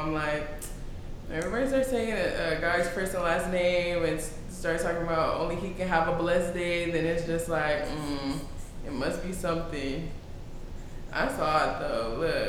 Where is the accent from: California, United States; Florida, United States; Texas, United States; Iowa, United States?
Texas, United States; Houston; So I've been here for a while. It's my hometown. I was born and raised here.